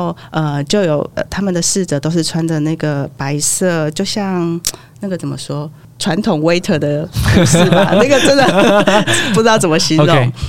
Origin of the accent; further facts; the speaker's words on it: Taiwan; 那非常非常的甜，大概我台湾人大概吃了一一一口就差不多了